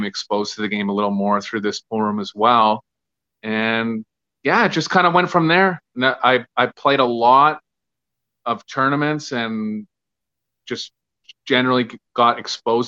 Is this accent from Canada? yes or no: yes; Winnipeg, Manitoba, Canada; I'm originally from Winnipeg, Manitoba, which is like north of Minnesota